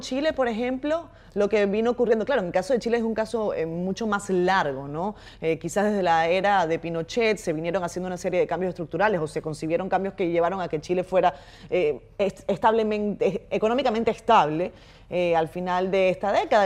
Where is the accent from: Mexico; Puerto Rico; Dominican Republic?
Dominican Republic